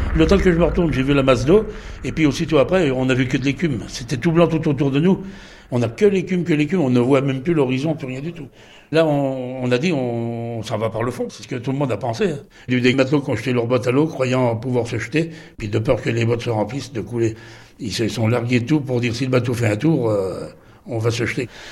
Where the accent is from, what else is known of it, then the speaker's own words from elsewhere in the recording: Les Sables-d'Olonne, Pays de la Loire, France; je suis des Sables l'One, ancien marin-pêcheur